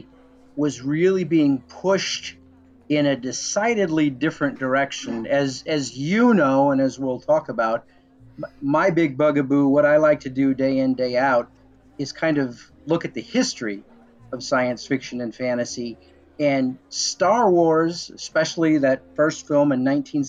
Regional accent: Illinois, United States; my hometown in Nowhere, Illinois

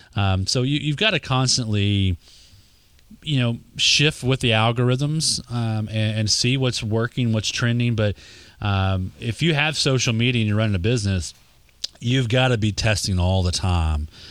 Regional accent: Texas, United States; accent: Texas; My Texas accent

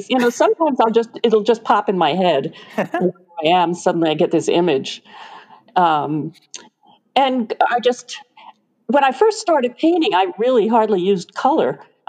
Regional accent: New York, United States; now in Tucson, United States; I'm from New York.

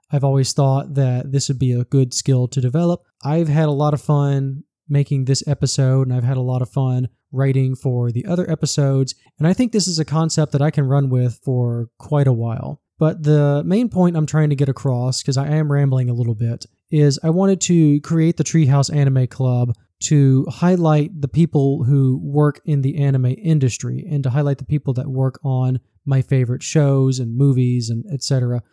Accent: southern US, United States; accent: southern; I'm born and raised in the southern U S. I also work here. You can probably tell that from my accent

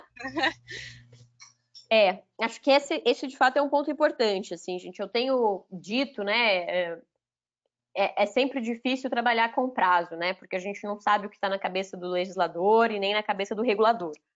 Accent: Minas Gerais, Brazil; also born or lived in Paraná; eu, na verdade eu nasci no Paraná, mas eu falo que eu sou mineira porque eu cresci em Minas, então eu me considero de Minas

